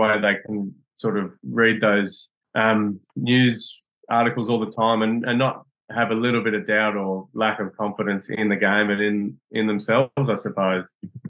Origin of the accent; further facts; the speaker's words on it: Australia; moved away as an adult; now in England; apparently I'm still Australian